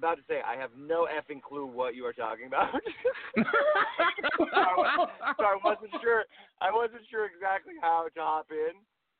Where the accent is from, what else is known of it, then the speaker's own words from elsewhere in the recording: Los Angeles, California, United States; A Lakers fan, I'm from Los Angeles